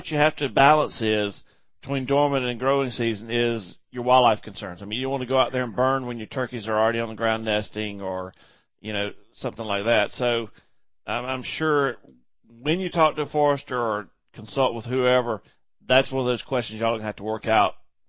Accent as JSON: {"language": "English", "region": "Kansas", "country": "United States", "lives_now": "South Carolina, United States", "said": "I mean, we're from Kansas. What's an invasive tree?"}